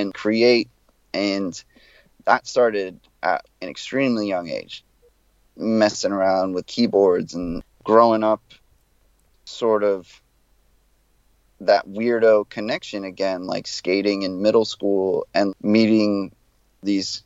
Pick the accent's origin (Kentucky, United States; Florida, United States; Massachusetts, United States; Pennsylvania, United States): Florida, United States; South; moved away as an adult; also born or lived in Gainesville; I come from South Florida, which is very hardcore centric.